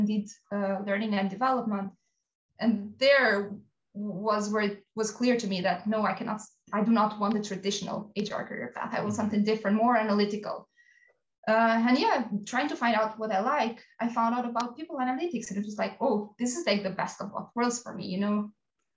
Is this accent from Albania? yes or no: yes; Albania; moved away as an adult; I grew up in Albania and I did my bachelor studies there